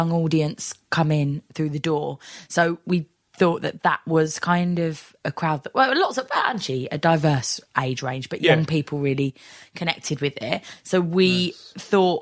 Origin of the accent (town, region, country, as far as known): Bromley, London, United Kingdom; born or raised there